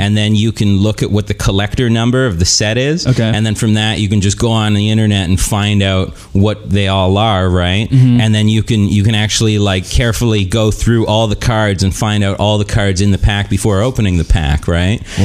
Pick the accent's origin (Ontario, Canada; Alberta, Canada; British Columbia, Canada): British Columbia, Canada; Kelowna; moved away; I'm from Kelowna